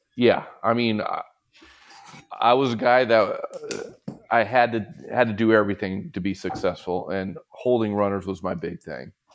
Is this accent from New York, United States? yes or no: no; Southern California, United States; growing up in Southern California